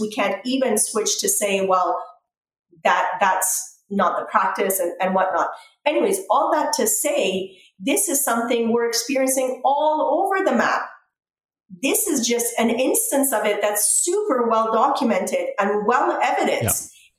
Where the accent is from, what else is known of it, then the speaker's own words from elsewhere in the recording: Canada; It's unfortunate and difficult as a Canadian to be in a position where I think that that's what's happening with our government as well.